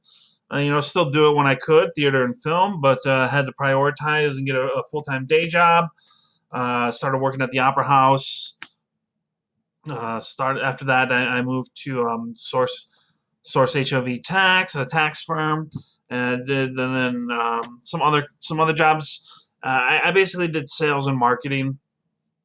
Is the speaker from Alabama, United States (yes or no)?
no; Midland, Michigan, United States; moved away as an adult; also born or lived in Troy, Michigan; now in Oak Park, United States; I am originally from Midland, Michigan. I moved down to Detroit area, specifically Troy, with several of my siblings. I'm the youngest of six. And when I was 18, I moved down here